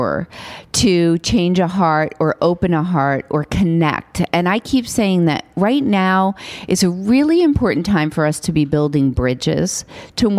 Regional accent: New York City, New York, United States; I grew up on Staten Island, and my mother made me work every summer.

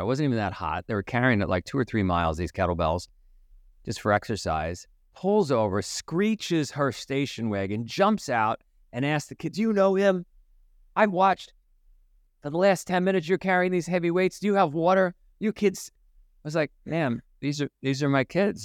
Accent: New York City, New York, United States; I grew up in Queens

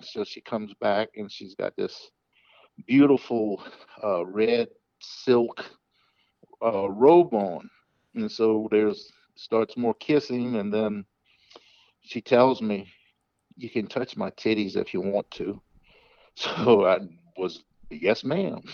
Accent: the South, United States; I'm from the South, so I'm going to say yes, ma'am

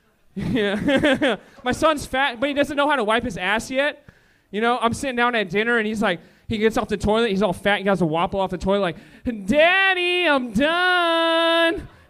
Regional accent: Oxnard, California, United States; I'm from Oxnard.

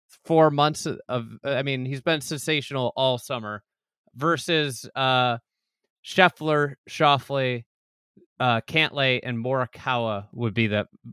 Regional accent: Chicago area, Illinois, United States; I'm not from Sugar Grove, Illinois.

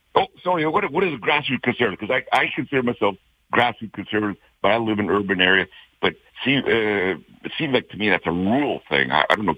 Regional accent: Calgary, Alberta, Canada; I was born and raised in Calgary. I continue living in Calgary

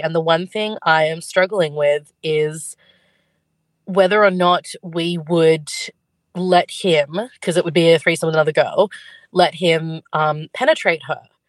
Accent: Sydney, New South Wales, Australia; We're from Sydney.

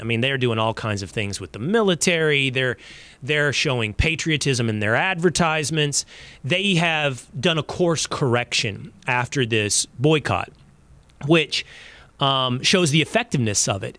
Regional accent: Texas, United States; My home state of Texas

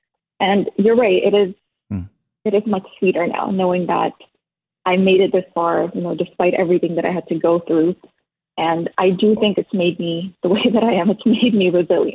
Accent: Toronto, Ontario, Canada; I was raised in Toronto

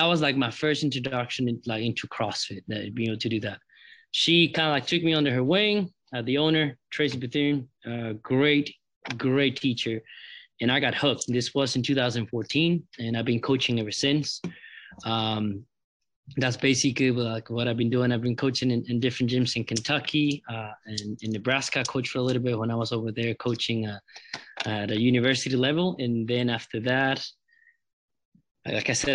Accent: San Jose, Costa Rica; moved away as an adult; also born or lived in Tennessee; I'm from Costa Rica, the capital, San Jose.

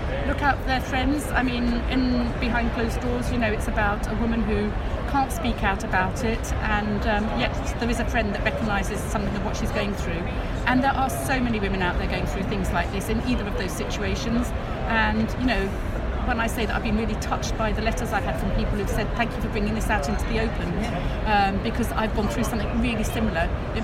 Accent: England, United Kingdom; because I'm English

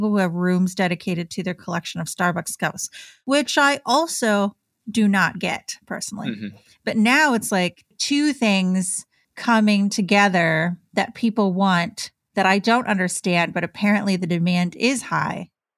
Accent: Michigan, United States; I grew up in Michigan, so a lot of Red Wings fans.

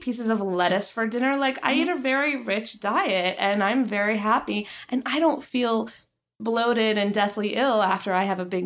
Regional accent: the South, United States; now in Los Angeles, United States; I'm from the South

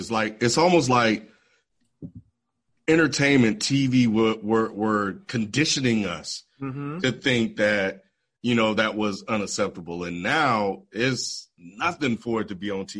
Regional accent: the Southern states, United States; growing up in the Southern states

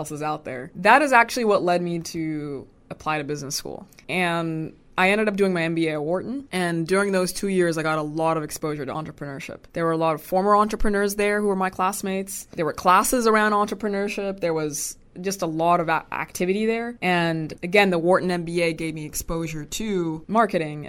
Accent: Sudan; moved away; I'm originally from Sudan. My parents are Sudanese

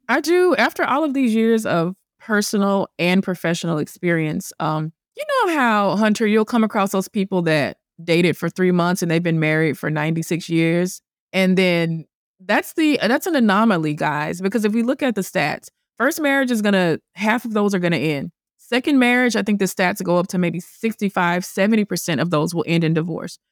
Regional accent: the South, United States; moved away; also born or lived in Manhattan; I'm from the South. I'm Christian. I'm the oldest child

